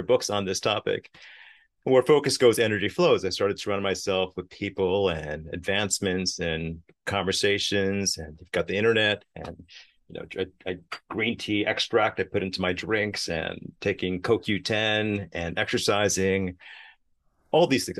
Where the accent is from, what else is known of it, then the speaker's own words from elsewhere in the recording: New York City, New York, United States; growing up in Queens, New York